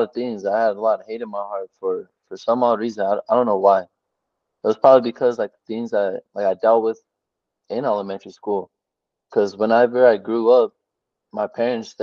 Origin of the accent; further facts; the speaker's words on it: Albuquerque, New Mexico, United States; I'm from Albuquerque, New Mexico